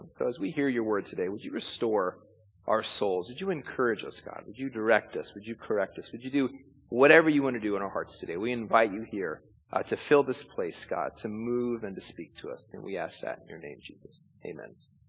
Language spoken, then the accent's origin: English; California, United States; now in New York, United States; anytime I came to New York, I'd get mixed reactions when I said I came from Southern California.